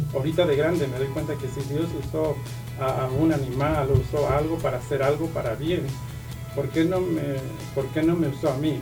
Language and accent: Spanish; Santo Domingo Tehuantepec, Oaxaca, Mexico; moved away; Soy de ah, Oaxaca, México, un pueblo que se llama ah, Tehuantepec, el istmo de Tehuantepec, de Oaxaca.